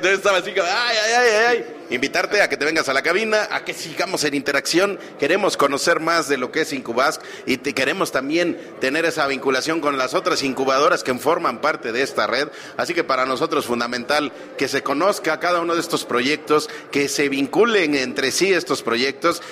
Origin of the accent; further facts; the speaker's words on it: State of Mexico, Mexico; la mayoría somos mexiquenses de muchísimo orgullo